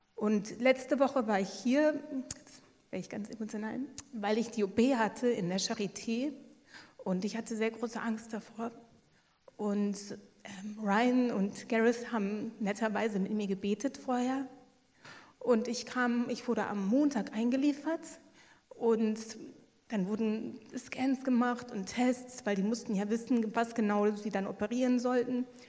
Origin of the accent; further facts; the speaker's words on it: Luxembourg; ich komme aus Luxemburg